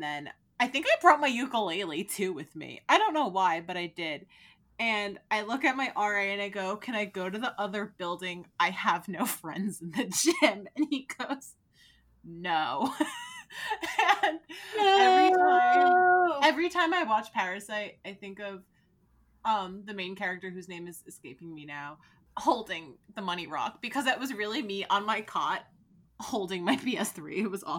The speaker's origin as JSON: {"language": "English", "region": "New Jersey", "country": "United States", "tie": "born or raised there", "said": "So even though I do live in New Jersey and I grew up in New Jersey, so New Jersey got it way worse than Connecticut."}